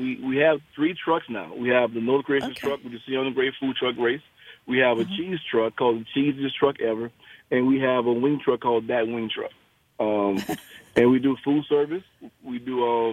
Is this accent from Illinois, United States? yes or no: no; New Orleans, Louisiana, United States; now in Shreveport, United States; Born and raised in New Orleans